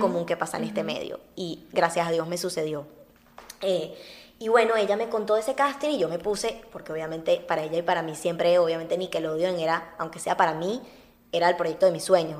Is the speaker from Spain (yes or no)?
no; Venezuela; moved away; also born or lived in Uruguay; soy una uruguaya criada en Venezuela y amo muchísimo Venezuela